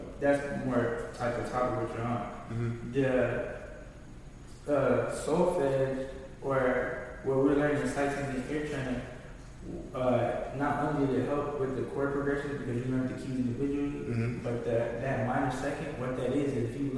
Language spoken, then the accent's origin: English; Florida, United States; my hometown, which is Florida